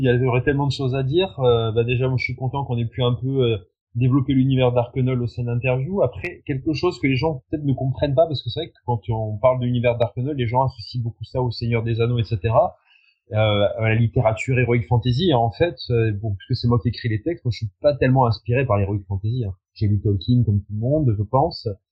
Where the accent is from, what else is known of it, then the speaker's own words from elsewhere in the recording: France; on est français, parce qu'on chante en français